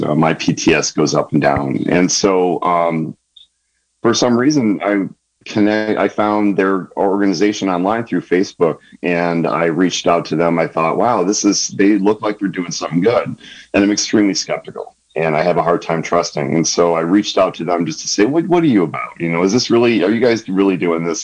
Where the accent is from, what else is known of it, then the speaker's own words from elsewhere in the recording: San Diego, California, United States; moved away as an adult; also born or lived in Michigan; now in Sonoma County, United States; growing up in San Diego, uh, pre military